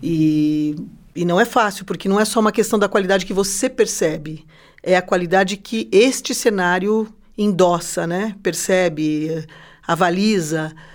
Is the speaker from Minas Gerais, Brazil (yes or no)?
no; São Paulo, Brazil; now in Curitiba, Brazil; eu sou de São Paulo, capital. E quando eu vim para cá